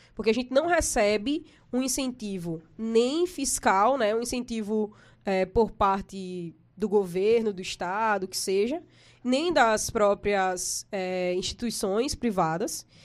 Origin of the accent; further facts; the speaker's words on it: Maceió, Alagoas, Brazil; É, eu vim de Fernão Velho, né? Sou de Fernão Velho. Minha família mora lá ainda. Hoje eu não moro mais em Fernão Velho